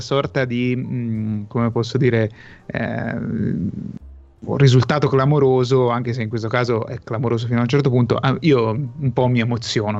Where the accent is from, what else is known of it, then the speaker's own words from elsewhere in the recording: Tuscany, Italy; io sono toscano